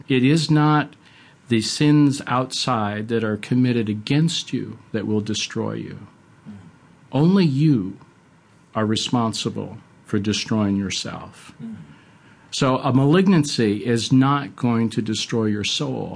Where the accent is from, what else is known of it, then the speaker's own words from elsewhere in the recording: Buffalo, New York, United States; moved away; I grew up in Western New York in Buffalo